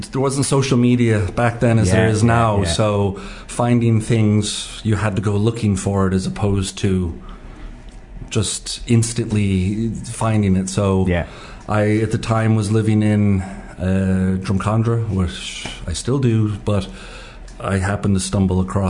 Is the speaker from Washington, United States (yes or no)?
no; New York, United States; moved away as an adult; now in Ireland; I was born in New York